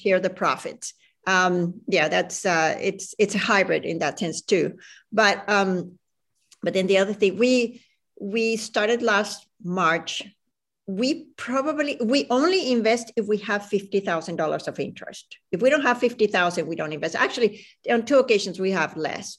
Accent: Venezuela; moved away; also born or lived in Chile; I grew up in Venezuela

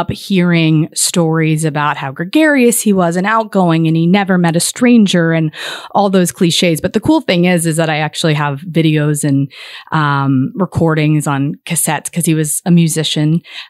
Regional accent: Fairbanks, Alaska, United States; born there; I was born in Fairbanks, Alaska.

